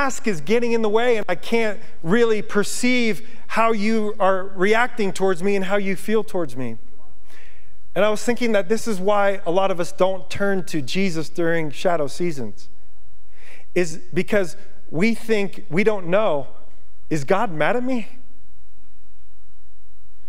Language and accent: English; Yonkers, New York, United States; moved away as an adult; now in Montana, United States; being from New York, I grew up in Yonkers. I grew up on pavement